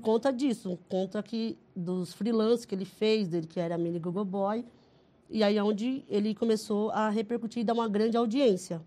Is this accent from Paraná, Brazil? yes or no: yes; Cascavel, Paraná, Brazil; eu sou do Paraná, Cascavel